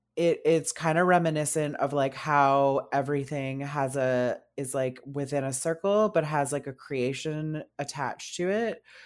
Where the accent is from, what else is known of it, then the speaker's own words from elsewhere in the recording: North Bay, Ontario, Canada; moved away as an adult; now in Ottawa, Canada; I was born and raised in North Bay, Ontario